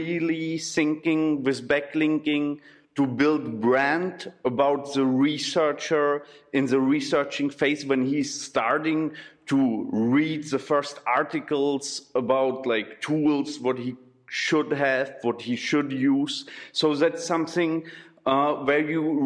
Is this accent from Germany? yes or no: yes; Berlin, Germany; English is a second language; moved away as an adult; also born or lived in Czech Republic; now in Brno, Czech Republic; I'm coming from Berlin, and I'm here from 2007 in the Czech Republic